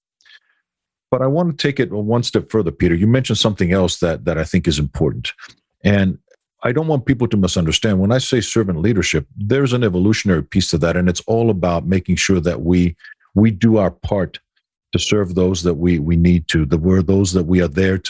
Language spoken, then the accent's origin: English; Greece; moved away; growing up in Greece